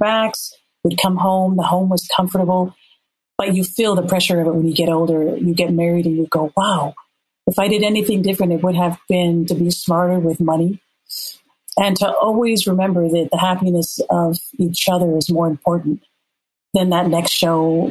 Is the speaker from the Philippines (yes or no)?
no; Minnesota, United States; moved away as an adult; also born or lived in La'ie, Hawaii; I grew up in Minnesota